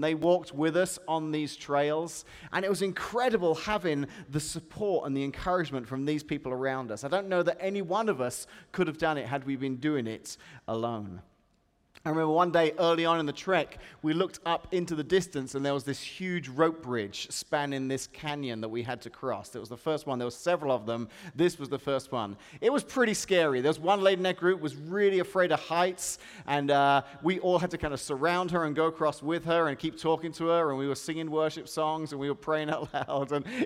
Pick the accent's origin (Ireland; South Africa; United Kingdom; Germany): United Kingdom; England; now in Washington, United States; where I come from, they're Whoppers